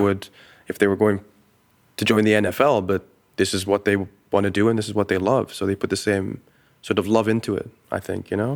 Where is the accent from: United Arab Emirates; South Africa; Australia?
United Arab Emirates; Dubai; I grew up in the Middle East. I grew up in Dubai